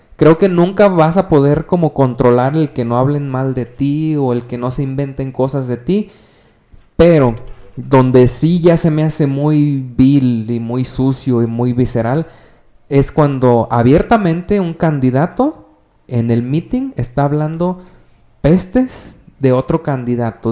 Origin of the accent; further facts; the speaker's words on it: Mexico; como ciudadanos mexicanos